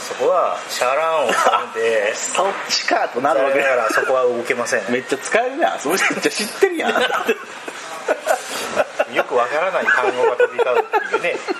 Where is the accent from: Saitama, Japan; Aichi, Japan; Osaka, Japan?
Aichi, Japan; こっち地元の愛知の方では